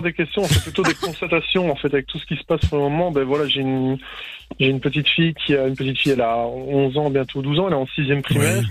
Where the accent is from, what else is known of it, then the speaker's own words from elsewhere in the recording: Charleroi region, Wallonia, Belgium; je viens de la région de Charleroi